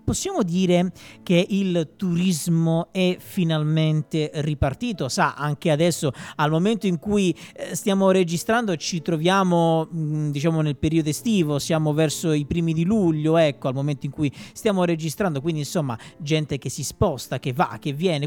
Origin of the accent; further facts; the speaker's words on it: Calabria, Italy; del mio sud, io sono calabrese